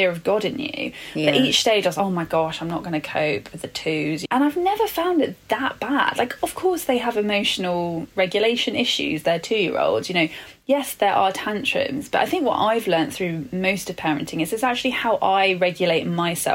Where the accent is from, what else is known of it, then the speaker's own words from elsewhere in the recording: London, United Kingdom; I'm born and bred Londoner